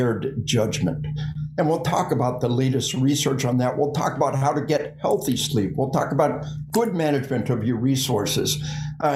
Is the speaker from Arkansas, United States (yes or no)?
yes; Arkansas, United States; We are from Arkansas.